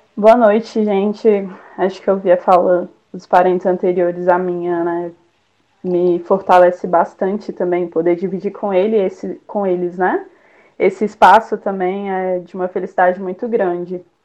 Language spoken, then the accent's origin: Portuguese; Brasília, Federal District, Brazil; moro em Brasília, nasci em Brasília